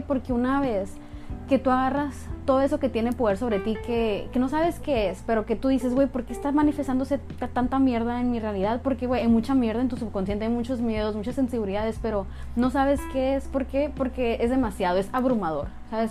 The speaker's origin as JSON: {"language": "Spanish", "region": "Sonora", "country": "Mexico", "said": "yo soy sonorense, yo soy norteña de México"}